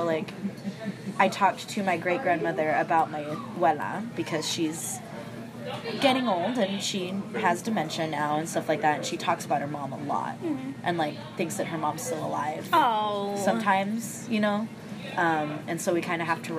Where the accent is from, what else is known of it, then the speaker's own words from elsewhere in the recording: hometown 8 hours from Zapata, Texas, United States; moved away as an adult; now in San Antonio, United States; But my hometown's 8 hours from Zapata.